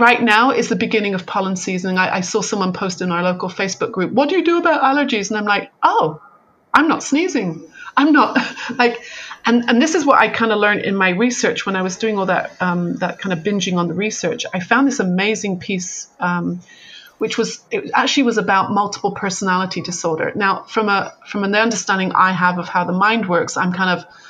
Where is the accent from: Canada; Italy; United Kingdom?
United Kingdom; moved away as an adult; now in California, United States; I'm very British. You know, my mother was a nurse. You only went to the doctor if your arm was falling off. You know, that's kind of how I was brought up. So when I was like moved to California